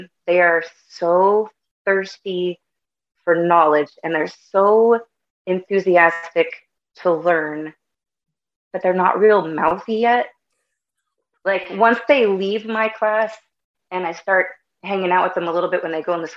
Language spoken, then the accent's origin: English; California, United States; also born or lived in Bay Area, California; I'm originally from the Bay Area in California. Mom and dad split up when I was 2. And so then my mom and my oldest brother and I moved to the mountains. It's about an hour outside of Yosemite National Park.